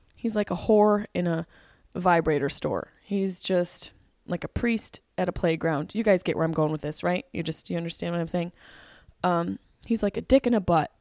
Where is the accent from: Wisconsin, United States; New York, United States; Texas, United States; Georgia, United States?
New York, United States; Syracuse; moved away; Syracuse, New York, and performed at the Funny Bone, my hometown, my home club